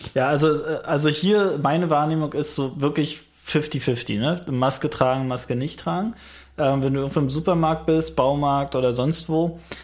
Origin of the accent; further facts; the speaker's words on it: Frankfurt, Brandenburg, Germany; meine Heimatstadt Frankfurt-Oder